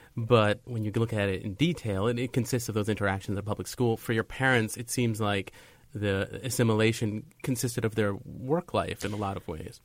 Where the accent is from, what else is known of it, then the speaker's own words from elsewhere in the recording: Long Island, New York, United States; also born or lived in Brooklyn; I was born in Brooklyn, but I grew up on Long Island